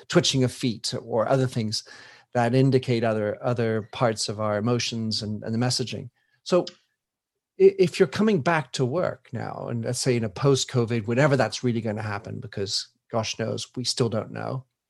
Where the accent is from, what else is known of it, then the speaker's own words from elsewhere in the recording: United States; I come from the United States